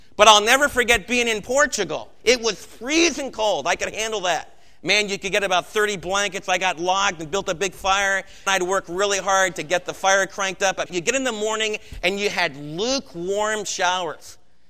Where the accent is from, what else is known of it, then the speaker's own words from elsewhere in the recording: United States; as American believers